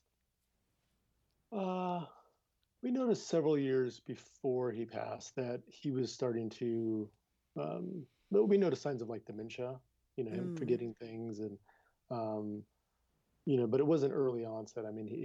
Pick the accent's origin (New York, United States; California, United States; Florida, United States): California, United States; Downey; Born and raised in Downey, California